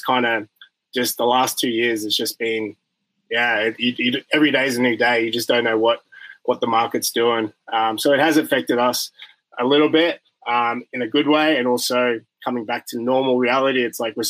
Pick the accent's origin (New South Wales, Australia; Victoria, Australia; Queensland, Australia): Queensland, Australia; Brisbane; moved away as an adult; also born or lived in Las Vegas / Chicago; now in United States; I'm from Brisbane, Australia, and I've been in America for the past